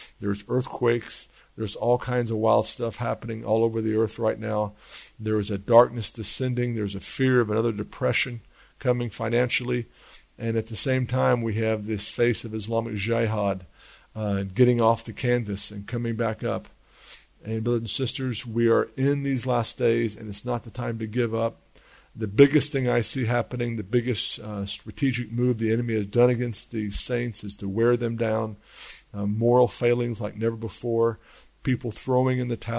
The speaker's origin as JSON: {"language": "English", "country": "United States", "moved": "as an adult", "lives_now": "Israel", "said": "me being an American, coming over here and bringing my whole family over."}